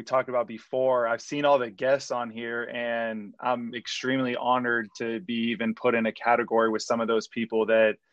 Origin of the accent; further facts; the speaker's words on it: Wyoming, United States; now in Florida, United States; I do consider myself from Florida now, but I'm originally from Wyoming